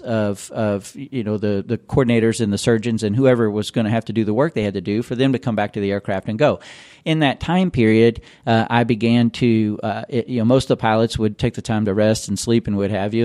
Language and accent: English; Louisville, Kentucky, United States; moved away as an adult; also born or lived in California; I am from Louisville. This is my hometown